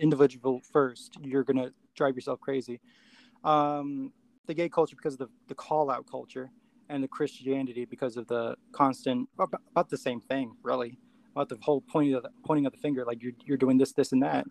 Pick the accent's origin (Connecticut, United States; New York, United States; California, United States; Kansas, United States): New York, United States; New York City; also born or lived in Queens / Poconos, Pennsylvania; I was born in the Bronx, and uh, I moved a lot. Um, so I was raised in different places, but primarily prim- primarily the Bronx